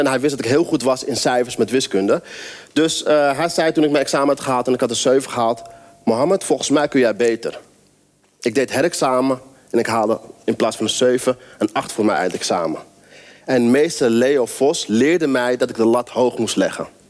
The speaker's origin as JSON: {"language": "Dutch", "area": "near Amsterdam", "region": "North Holland", "country": "Netherlands", "tie": "born or raised there", "said": "Ik ben opgegroeid in een omgeving in de buurt van Amsterdam, in een wijk, best wel elite omgeving."}